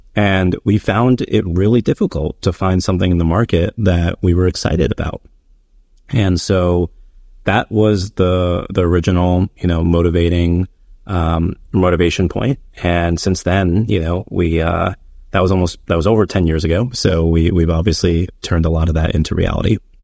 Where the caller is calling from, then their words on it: New York City, New York, United States; I'm calling in from New York City, which is where I live